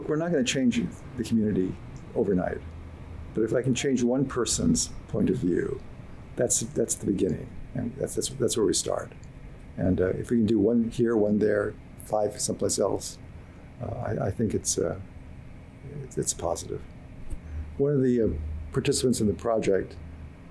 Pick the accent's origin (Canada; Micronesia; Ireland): Micronesia; now in Hawaii, United States; I was born and raised in Micronesia